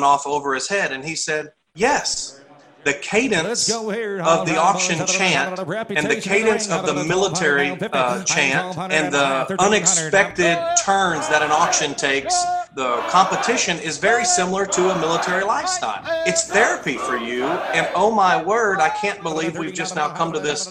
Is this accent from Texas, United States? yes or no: yes; Texas, United States; born or raised there; moved away as an adult; also born or lived in Clarksville, Tennessee